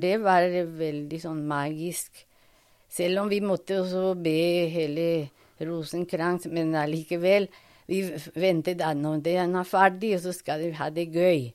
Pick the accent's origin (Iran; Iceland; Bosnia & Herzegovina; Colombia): Colombia; Bogotá; Norwegian is a second language; moved away as an adult; also born or lived in Toulouse, France / Paris, France; now in Norway; jeg er fra Colombia. Mm. Jeg ble født i Bogotá